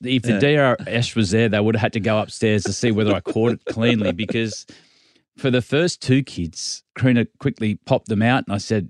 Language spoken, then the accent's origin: English; Australia; I'm an Aussie rock man. I grew up listening to … and I enjoyed all the live pub scene as you'd imagine.